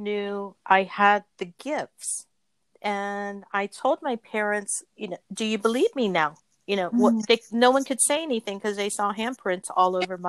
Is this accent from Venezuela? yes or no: no; Philippines; I was born in the Philippines. My father's military. So we were raised in the Philippines for most of the time while this is happening to me.